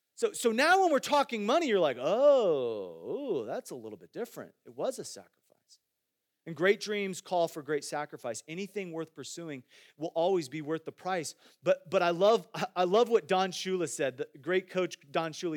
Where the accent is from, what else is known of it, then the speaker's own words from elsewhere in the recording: Iowa, United States; moved away; I grew up in Iowa